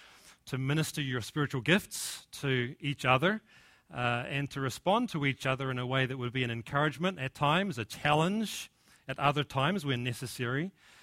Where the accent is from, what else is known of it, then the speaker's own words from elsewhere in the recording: New Zealand; accent: Kiwi; now in United States; my accent, my Kiwi accent, is actually softened, and I've picked up a little bit of an American twang. And in fact, when we go back to New Zealand now, our friends and family accuse us of having an American accent.